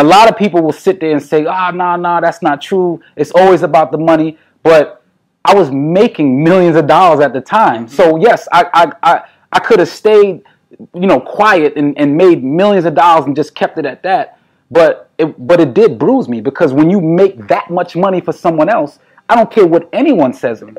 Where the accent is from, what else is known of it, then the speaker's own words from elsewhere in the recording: New York City, New York, United States; As a New Yorker